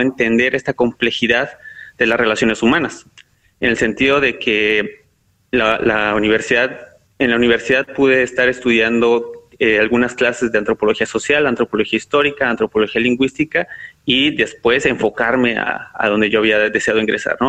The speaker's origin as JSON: {"language": "Spanish", "region": "northern State of Mexico", "country": "Mexico", "also_born_or_lived": "Xalapa, Veracruz", "moved": "yes", "said": "yo soy del, norte del Estado de México, un municipio, y de ahí pues me tuve que ir a, Jalapa, Veracruz"}